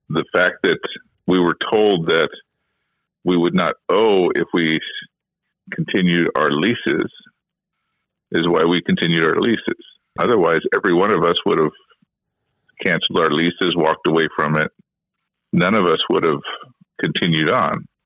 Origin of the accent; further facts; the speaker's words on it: Skagway, Alaska, United States; Every one of us are local vendors. We're all from Skagway.